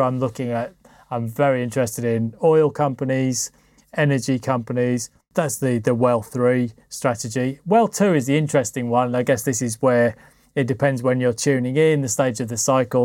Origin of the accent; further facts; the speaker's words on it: United Kingdom; being a Brit